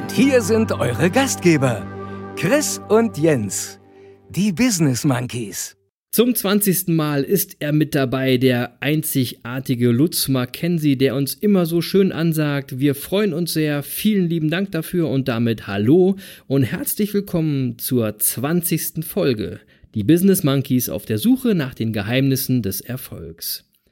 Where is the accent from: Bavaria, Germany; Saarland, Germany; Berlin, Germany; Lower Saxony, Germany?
Berlin, Germany; now in East Frisia, Germany; ich bin ja aus Berlin